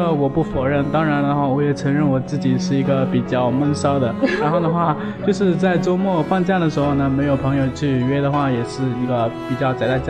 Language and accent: Chinese; Hengyang, Hunan, China; moved away as an adult; also born or lived in Guangzhou; now in Shenzhen, China; 我是来自于衡山脚衡山脚下的一个，就是咱们开国元帅罗罗罗元衡的一个